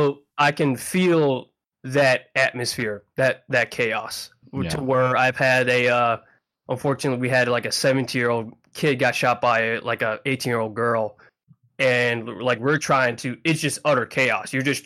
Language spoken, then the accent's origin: English; Philippines; born there; I'm half Filipino. I was born in the Philippines.